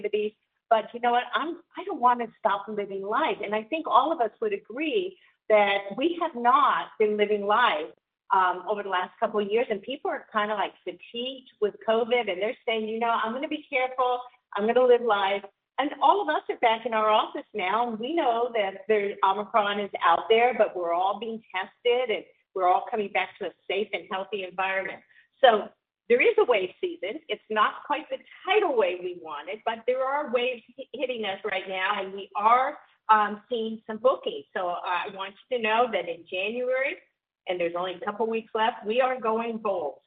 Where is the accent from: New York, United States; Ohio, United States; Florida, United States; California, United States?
California, United States; Los Angeles; my hometown